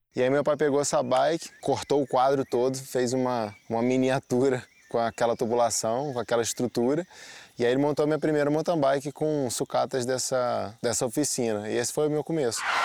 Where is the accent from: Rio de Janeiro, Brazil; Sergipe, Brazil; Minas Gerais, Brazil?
Rio de Janeiro, Brazil; Petrópolis; Sou nascido e criado em Petrópolis, nestas mesmas montanhas